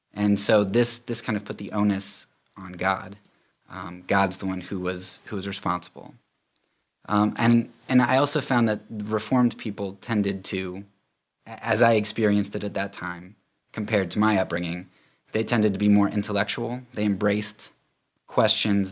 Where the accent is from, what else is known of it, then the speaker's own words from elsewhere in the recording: Lancaster County, Pennsylvania, United States; I'm actually from Pennsylvania, Lancaster County